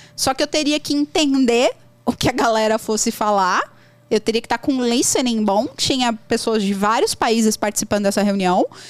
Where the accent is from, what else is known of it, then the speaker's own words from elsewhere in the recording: Brazil; accent: Brazilian; eu tenho sotaque fortíssimo brasileiro. Qualquer pessoa que me ouvir vai saber que eu sou brasileira